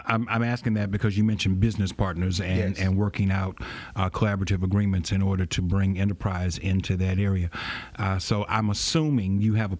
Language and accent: English; Baton Rouge, Louisiana, United States; I grew up in Southern Heights